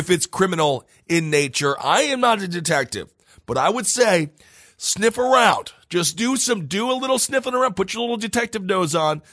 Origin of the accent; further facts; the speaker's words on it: Stevens Point, Wisconsin, United States; my hometown of Stevens Point, Wisconsin.